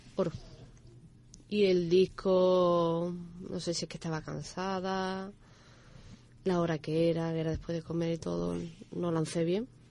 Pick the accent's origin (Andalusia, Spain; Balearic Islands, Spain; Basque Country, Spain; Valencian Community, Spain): Andalusia, Spain; Dos Hermanas and Seville; also born or lived in La Línea de la Concepción / Alcalá de Guadaíra; now in Algeciras, Spain; yo me he criado entre dos hermanas y Sevilla